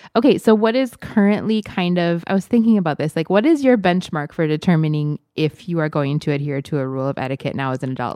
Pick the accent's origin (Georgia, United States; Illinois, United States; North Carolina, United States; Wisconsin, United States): Wisconsin, United States; I grew up in Wisconsin